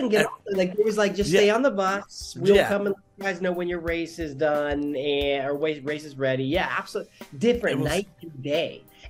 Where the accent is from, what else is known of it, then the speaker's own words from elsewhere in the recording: Chico, California, United States; also born or lived in Bay Area, California; I grew up in Chico, in Chico, yeah, California, but I was born in the Bay Area. So my family met in the Bay, and my dad was from New Orleans.